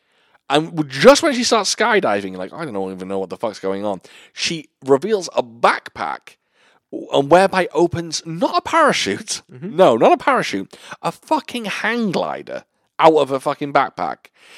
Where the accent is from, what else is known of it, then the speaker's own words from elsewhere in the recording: United Kingdom; Even though I'm a British gentleman, panties now in my head, they feel a little more sexy than knickers.